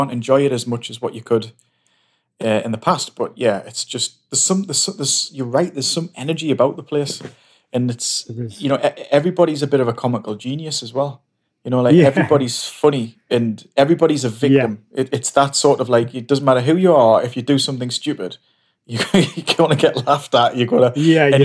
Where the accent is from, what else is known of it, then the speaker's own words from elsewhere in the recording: Stanley, North East England, United Kingdom; also born or lived in Newcastle; now in Whitley Bay, United Kingdom; I grew up in Durham